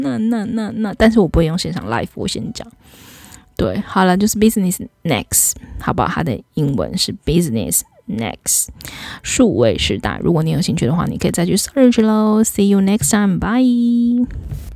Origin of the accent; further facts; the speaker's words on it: Taiwan; 我们台湾人的身上